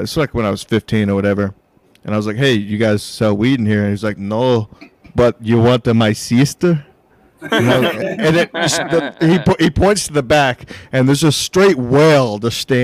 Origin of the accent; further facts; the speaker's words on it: Tyler, Texas, United States; now in East Coast, United States; I'm from Tyler